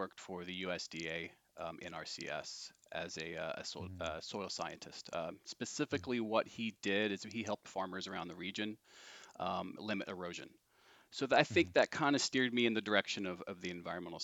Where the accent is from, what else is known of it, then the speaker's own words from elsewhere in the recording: Indiana, United States; also born or lived in California; So I'm from Indiana originally. I'm from about an hour south, and I grew up in farmland